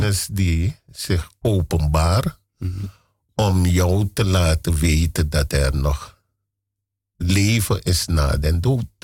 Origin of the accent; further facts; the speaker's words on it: Paramaribo, Paramaribo District, Suriname; moved away as an adult; now in Amsterdam, Netherlands; Ik ben in Paramaribo geboren